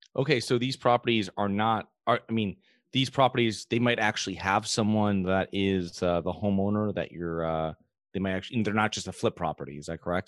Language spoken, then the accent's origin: English; Connecticut, United States; I'm from Connecticut